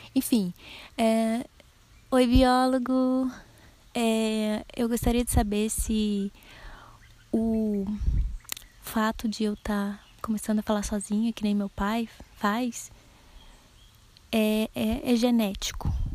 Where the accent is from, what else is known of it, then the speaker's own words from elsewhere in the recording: Minas Gerais, Brazil; accent: mineiro; o sotaque mineiro que a gente tem, né? Quase caipira